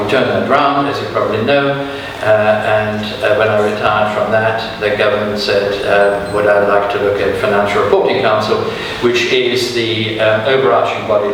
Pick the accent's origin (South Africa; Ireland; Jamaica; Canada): South Africa; moved away; also born or lived in Germany / United States; I was brought up for 7 years in South Africa. Before that, I was born in Germany.